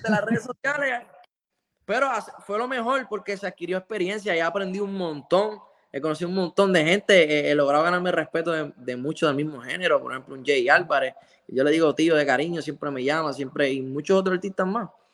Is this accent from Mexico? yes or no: no; Lares, Puerto Rico; tocaba un festival en Lare, en mi pueblo